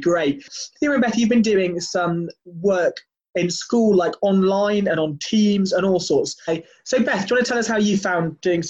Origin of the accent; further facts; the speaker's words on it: Wales, United Kingdom; I grew up in Wales